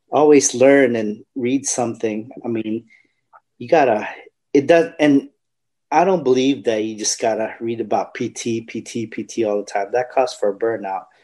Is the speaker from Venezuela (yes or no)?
no; Philippines; I'll relate it to the Filipino dish because uh, we're Filipino